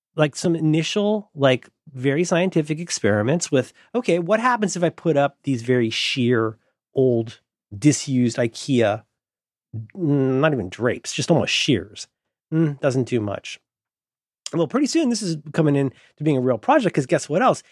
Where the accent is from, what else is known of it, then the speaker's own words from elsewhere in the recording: Florida, United States; now in San Francisco, United States; I grew up in Florida.